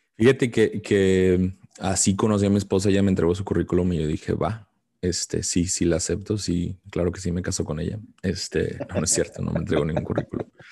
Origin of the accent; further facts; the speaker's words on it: Mexico; como mexicano